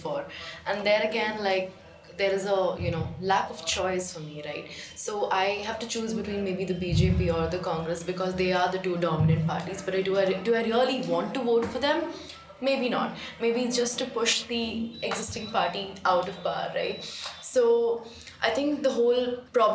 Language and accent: English; Chennai, Tamil Nadu, India; moved away as an adult; now in Delhi, India; I'm basically a Chennaite and I've come here